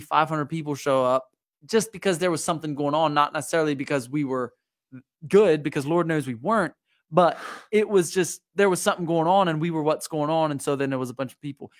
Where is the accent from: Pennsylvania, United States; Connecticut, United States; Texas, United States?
Pennsylvania, United States; Lancaster County; moved away as an adult; also born or lived in Juniata County, Pennsylvania; I grew up in Lancaster County